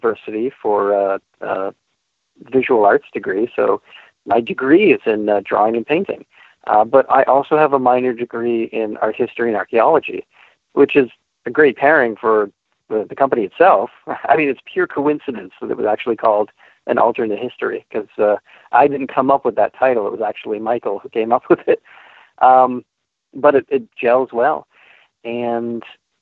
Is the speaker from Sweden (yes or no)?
no; St. Catharines, Ontario, Canada; also born or lived in Niagara Falls, Ontario; We grew up together in Niagara Falls and St. Catharines